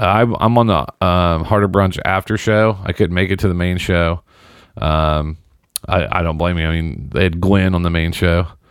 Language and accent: English; Seymour, Indiana, United States; my hometown of Seymour